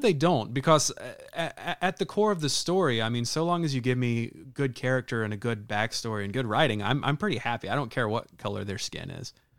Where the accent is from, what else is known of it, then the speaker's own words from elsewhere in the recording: the South, United States; moved away; I was born and raised in the South